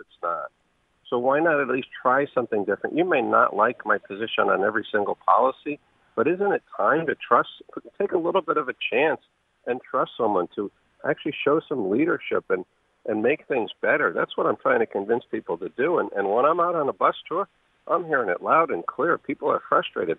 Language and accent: English; New Haven, Connecticut, United States; I grew up in New Haven